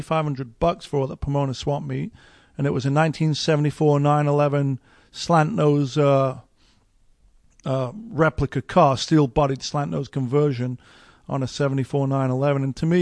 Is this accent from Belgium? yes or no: no; England, United Kingdom; when I saw that first Porsche in 1977 as a 10-year-old, you know, growing up in England